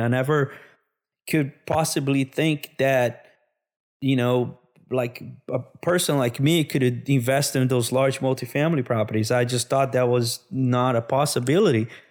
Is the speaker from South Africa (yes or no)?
no; Brazil; moved away as an adult; also born or lived in São Paulo, Brazil / Minas Gerais, Brazil; now in United States; I'm from Brazil originally